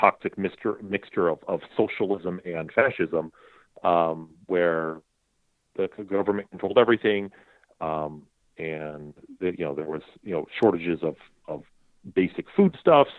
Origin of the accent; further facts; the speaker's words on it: United States; moved away; also born or lived in Saudi Arabia; I already felt not just American, but sort of, I feel like my identity was already locked at that point